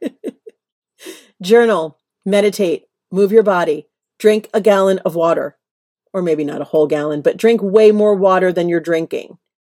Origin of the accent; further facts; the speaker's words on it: New York, United States; moved away as an adult; now in Los Angeles, United States; I am a New Yorker through and through. It has only been the last several years I've lived in L A.